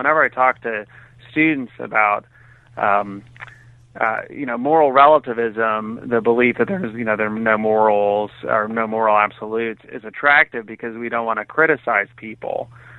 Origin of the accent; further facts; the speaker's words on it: Texas, United States; also born or lived in Cambridge, Massachusetts / New Hampshire / England; I was born in Cambridge, Massachusetts. When I was 8, we moved to Texas. I went to New Hampshire and England for school and then back to Texas for more school.